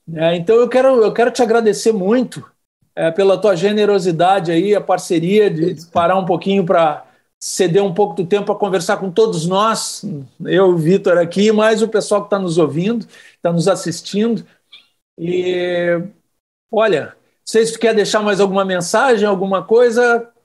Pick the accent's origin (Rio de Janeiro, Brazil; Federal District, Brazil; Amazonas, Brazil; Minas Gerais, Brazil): Federal District, Brazil; Brasília; moved away as an adult; now in Porto Alegre, Brazil; eu cresci em Brasília